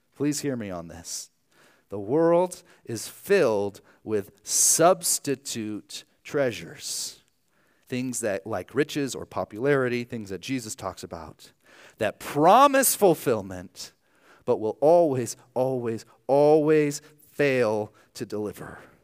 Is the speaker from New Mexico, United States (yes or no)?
no; Archbold, Ohio, United States; moved away; my hometown of, of Archbold, Ohio